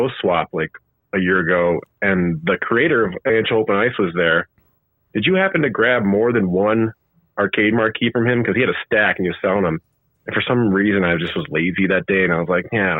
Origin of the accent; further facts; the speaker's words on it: Chicago, Illinois, United States; growing up in Chicago